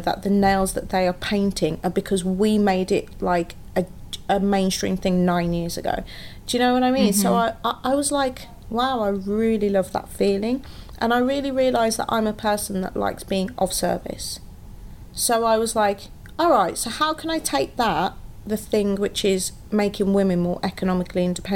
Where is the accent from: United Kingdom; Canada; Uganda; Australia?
United Kingdom; Wolverhampton, West Midlands; now in London, United Kingdom; I actually moved back to my hometown for 18 months